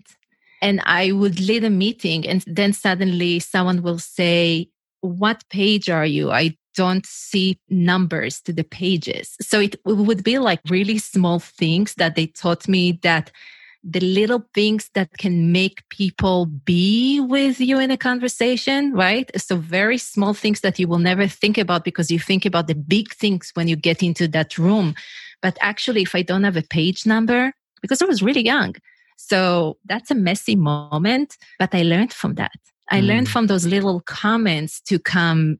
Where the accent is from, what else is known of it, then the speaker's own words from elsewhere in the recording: Israel; English is a second language; moved away as an adult; I'm originally from Israel, if you wonder what's the accent, where is she from? So I'm originally from Israel, and in Israel, everyone needs to go to the army